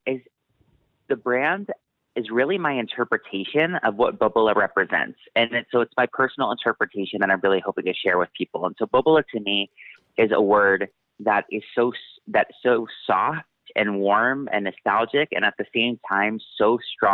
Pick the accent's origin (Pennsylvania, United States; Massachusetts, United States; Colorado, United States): Massachusetts, United States; I grew up in Massachusetts